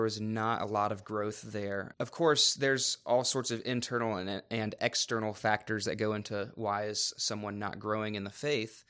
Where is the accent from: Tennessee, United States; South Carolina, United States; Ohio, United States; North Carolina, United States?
North Carolina, United States; Raleigh; moved away; I was born and raised in Raleigh, North Carolina